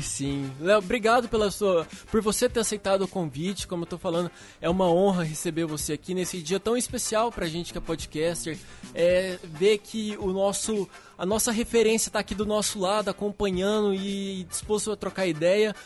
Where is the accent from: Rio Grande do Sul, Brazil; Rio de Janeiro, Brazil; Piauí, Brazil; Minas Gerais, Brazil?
Minas Gerais, Brazil; Uberlândia; moved away as an adult; now in São Paulo, Brazil; Eu sou de Uberlândia, Minas, Minas Gerais